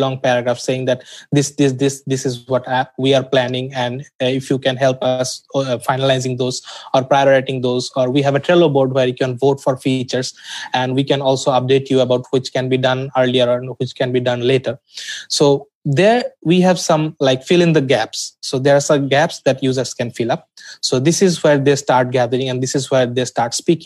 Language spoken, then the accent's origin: English; Dhaka, Dhaka Division, Bangladesh; I'm from Dhaka, Bangladesh